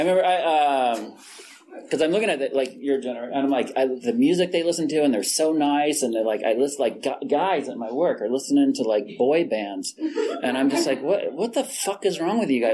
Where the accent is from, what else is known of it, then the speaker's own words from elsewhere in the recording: Fresno, California, United States; I was born in Fresno, California.